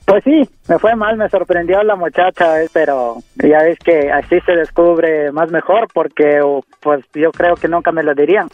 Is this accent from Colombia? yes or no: no; Mexico City, Mexico; born or raised there; moved away; also born or lived in Oaxaca